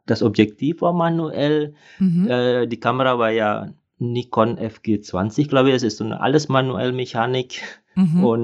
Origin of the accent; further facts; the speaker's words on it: Indonesia; moved away as an adult; now in Germany; Ich komme ursprünglich aus Indonesien. Ich bin aber schon über 30 Jahre hier in Deutschland. Und am Anfang habe ich ja hier studiert.